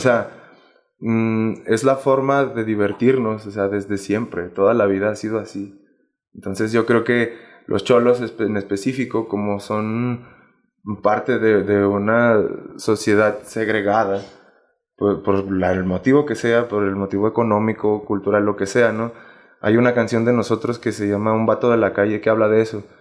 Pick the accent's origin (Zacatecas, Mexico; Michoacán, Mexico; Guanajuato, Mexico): Zacatecas, Mexico; moved away; also born or lived in Aguascalientes; yo soy de Zacatecas